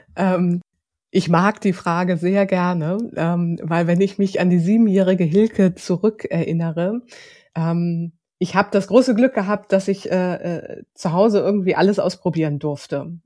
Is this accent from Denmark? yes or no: no; Hamburg, Germany; moved away as an adult; also born or lived in Lower Franconia; ich komme aus Hamburg, ich bin gebürtige Hamburgerin